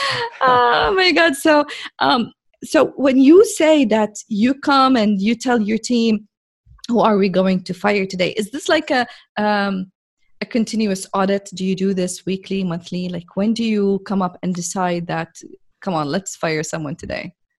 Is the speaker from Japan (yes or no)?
no; Jordan; now in Saudi Arabia; I'm a girl from Jordan, which is a very, very, very tiny, small country in the Middle East, uh, working now in Saudi Arabia